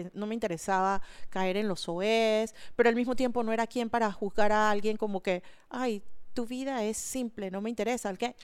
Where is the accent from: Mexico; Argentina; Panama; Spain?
Panama; Panama City; yo crecí en Altos del Chase, que era el límite de la ciudad de Panamá con la zona del canal.